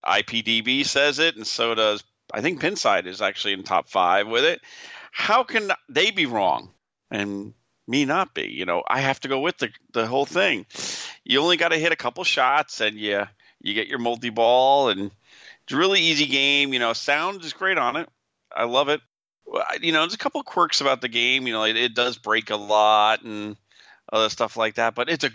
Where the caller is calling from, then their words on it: St. Louis, Missouri, United States; Hi, I'm from … from St. Louis, been pinball for a couple of years